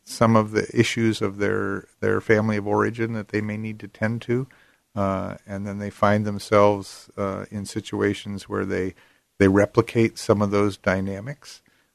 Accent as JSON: {"language": "English", "region": "Arizona", "country": "United States", "tie": "born or raised there", "also_born_or_lived": "Pennsylvania", "said": "Well, partly I grew up in Pennsylvania. And then my family moved to Arizona, big change, and finished my growing up years and my schooling in Arizona."}